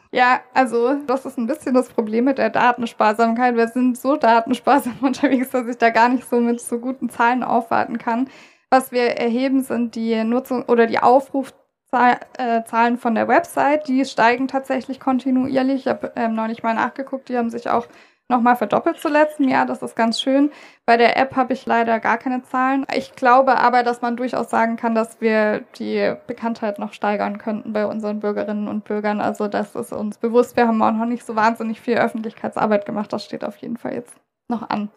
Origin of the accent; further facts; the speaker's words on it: Stuttgart, Baden-Württemberg, Germany; Ich als Stuttgarterin